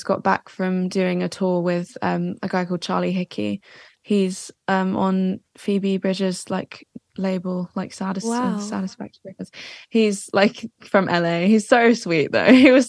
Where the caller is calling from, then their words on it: Watford, East of England, United Kingdom; Watford, so Watford. Just outside of London.